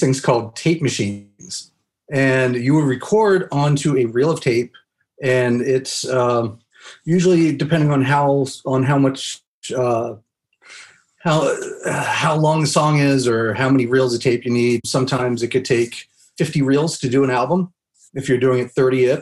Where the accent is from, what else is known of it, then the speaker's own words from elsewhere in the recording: Havre de Grace, Maryland, United States; moved away as an adult; also born or lived in Abilene, Texas; now in Los Angeles, United States; I grew up in a small town called Haverty Grace, Maryland